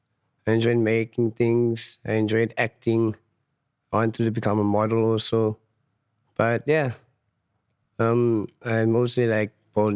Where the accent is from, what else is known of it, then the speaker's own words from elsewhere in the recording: Johannesburg, Gauteng, South Africa; I grew up in Fietas, in Frederdorp, my hometown in Johannesburg. It's quite a nice area if you get to know the people and the people knows you.